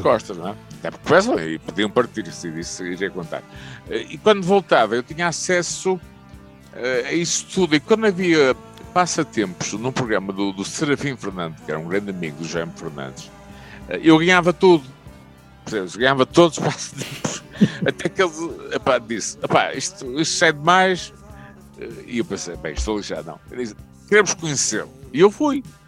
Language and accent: Portuguese; Portugal; also born or lived in Switzerland